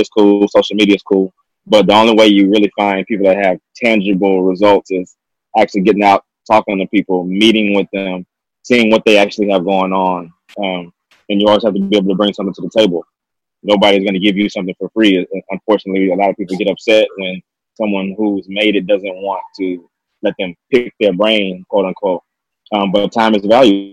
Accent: United States; also born or lived in Southeast Texas / Southeast Louisiana; Born and raised in Southeast Texas, Southeast Louisiana

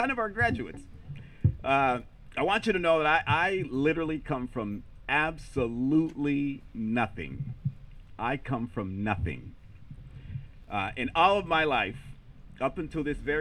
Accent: United States; first language Spanish; English is a second language; At 2 days old, I was placed in foster care and raised by parents who immigrated here from Mexico. My parents didn't speak English, so my native language is Spanish.

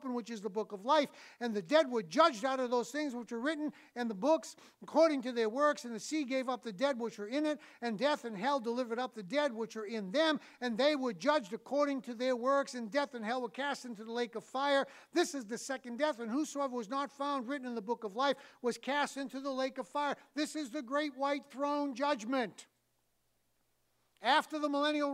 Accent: New England, United States; I'm from New England

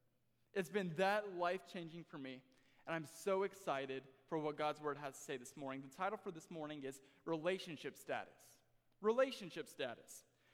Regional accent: Las Vegas, Nevada, United States; I am born and raised in Las Vegas, Nevada.

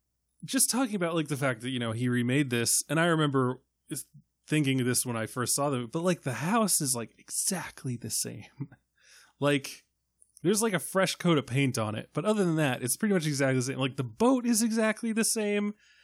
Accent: Ireland; I don't know what to do with an umlaut. I'm Irish.

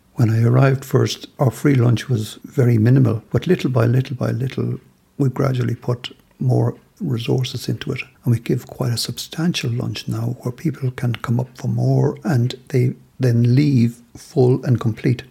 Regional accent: Ireland; moved away as an adult; now in Belfast, United Kingdom; But as a Southerner living in the North now

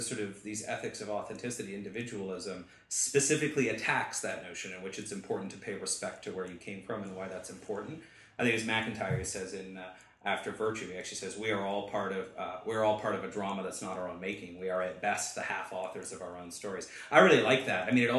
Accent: Canada; I'm Canadian.

